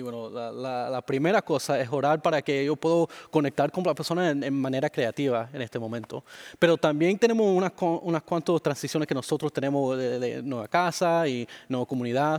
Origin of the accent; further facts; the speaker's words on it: Miami, Florida, United States; Spanish is a second language; moved away; yo nací y crecí en Miami, Florida